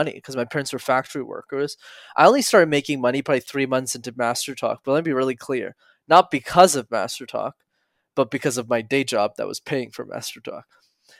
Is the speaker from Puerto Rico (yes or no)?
no; Montreal, Quebec, Canada; I grew up in Montreal